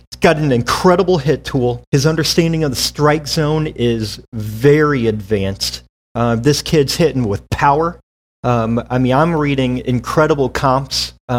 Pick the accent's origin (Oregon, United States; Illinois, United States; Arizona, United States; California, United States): Arizona, United States; Tucson; we have the Arizona Wildcats in my hometown